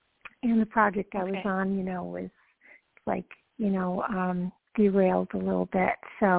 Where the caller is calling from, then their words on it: Georgia, United States; From Georgia.